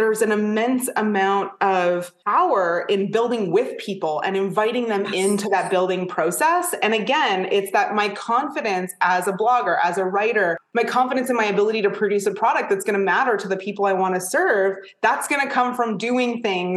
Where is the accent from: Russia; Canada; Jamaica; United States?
Canada; I'm Canadian